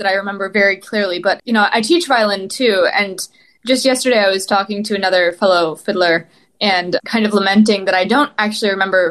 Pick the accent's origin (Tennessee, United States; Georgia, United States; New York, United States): New York, United States; Syracuse; now in Philadelphia, United States; Central New York, suburbs of Syracuse.